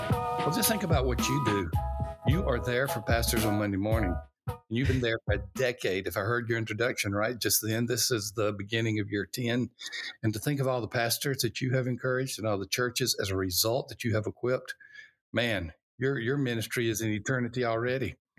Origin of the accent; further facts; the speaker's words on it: Alabama, United States; I was born in Alabama, uh, during the time of racial unrest, civil rights